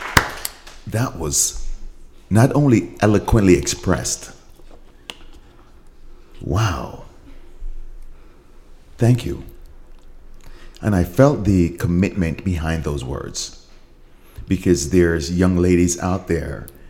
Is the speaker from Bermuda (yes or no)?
no; Jamaica; I'm Jamaican.